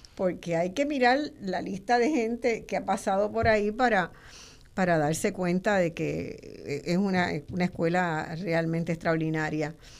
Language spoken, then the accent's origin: Spanish; Puerto Rico